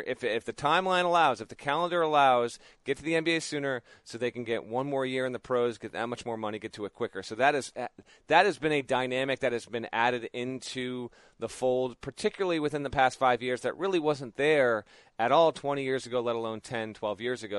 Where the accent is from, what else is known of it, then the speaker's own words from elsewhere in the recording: Connecticut, United States; up here in my home state of Connecticut